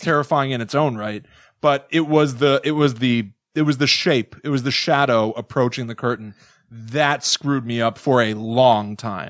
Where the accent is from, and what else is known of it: Connecticut, United States; born or raised there; moved away